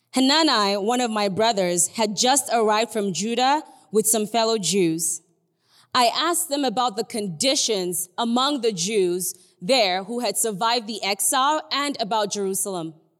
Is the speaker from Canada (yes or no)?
no; Nigeria; I'm Nigerian. I don't know if you can tell, but I'm Nigerian.